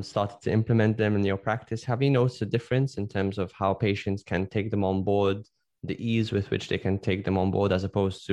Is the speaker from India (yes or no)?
no; Malta; I come from Malta, which is a country